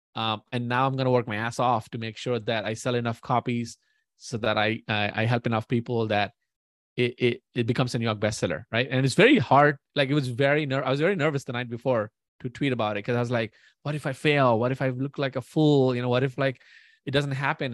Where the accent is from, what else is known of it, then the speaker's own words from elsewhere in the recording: India; moved away as an adult; now in United States; born and raised in India for twenty years and then moved to the U S.